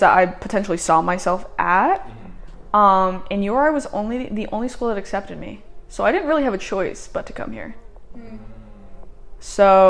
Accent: Vermont, United States; Born and raised in Vermont

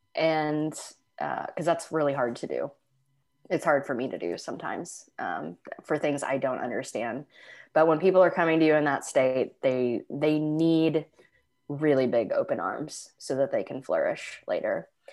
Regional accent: Midwest, United States; moved away as an adult; also born or lived in Los Angeles; we're from the Midwest

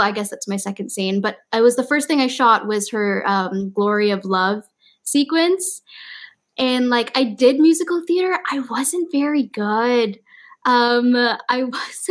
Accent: Malaysia; moved away; I'm from Malaysia

